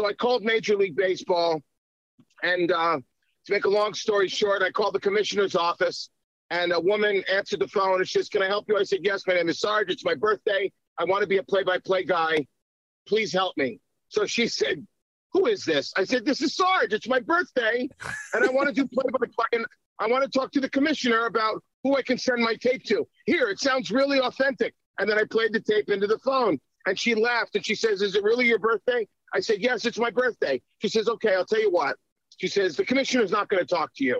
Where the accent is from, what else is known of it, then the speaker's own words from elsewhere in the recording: Long Island, New York, United States; also born or lived in Miami Beach, Florida; now in Florida, United States; my whole life growing up in New York, which is where I grew up in Long Island first